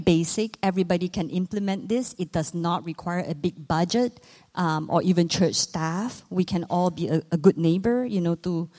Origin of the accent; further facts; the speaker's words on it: Malaysia; moved away; I myself was born and raised in Southeast Asia. I'm from Malaysia.